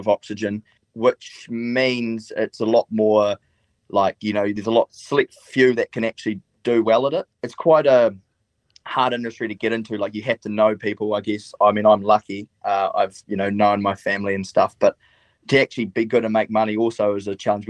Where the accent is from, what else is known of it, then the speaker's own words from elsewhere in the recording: Stewart Island, Southland, New Zealand; I grew up in Stewart Island, which is the southernmost island of New Zealand, well, southernmost inhabited island. I've lived there my whole life.